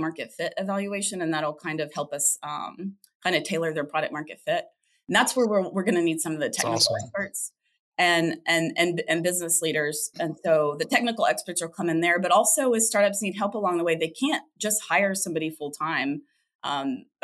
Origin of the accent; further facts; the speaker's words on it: Oklahoma, United States; moved away as an adult; now in Texas, United States; I grew up in Oklahoma and then moved to Texas about 8 years ago